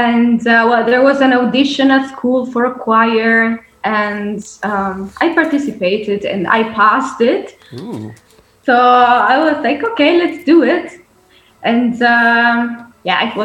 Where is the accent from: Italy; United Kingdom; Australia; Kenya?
Italy; first language Italian; English is a second language; now in Rotterdam, Netherlands; I'm Italian.